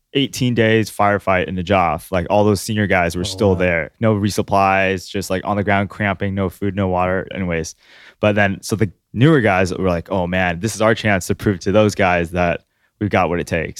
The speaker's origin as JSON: {"language": "English", "town": "Long Beach", "region": "California", "country": "United States", "tie": "born or raised there", "also_born_or_lived": "Orange County, California", "said": "we lived in Northside Long Beach"}